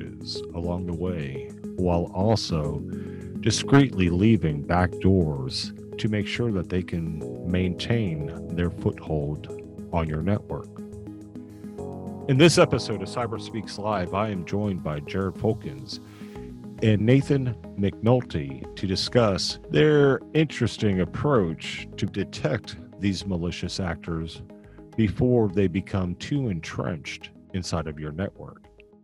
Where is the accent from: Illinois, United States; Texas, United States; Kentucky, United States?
Texas, United States; Austin; also born or lived in San Antonio / New Braunfels; now in Houston, United States; I'm a Texan